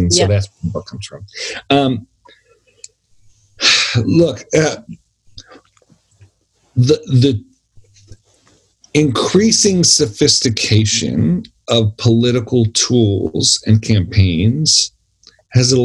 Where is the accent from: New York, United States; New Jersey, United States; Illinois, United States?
New York, United States; Buffalo; I'm from Buffalo, New York